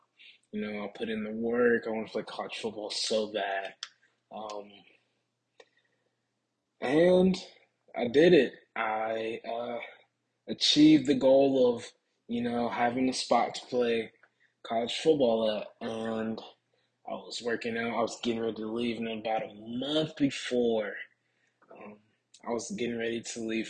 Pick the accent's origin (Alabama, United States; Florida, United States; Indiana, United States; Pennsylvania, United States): Alabama, United States; Tuscaloosa; I'm from Tuscaloosa, Alabama